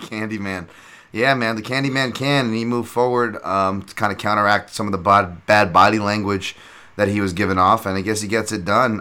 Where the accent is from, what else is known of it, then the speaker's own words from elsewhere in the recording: United States; I'm so American